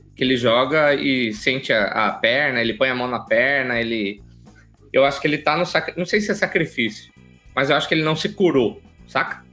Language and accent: Portuguese; Alto Araguaia, Mato Grosso, Brazil; lá de Altaraguaia, interior de Mato Grosso, lá de onde eu nasci.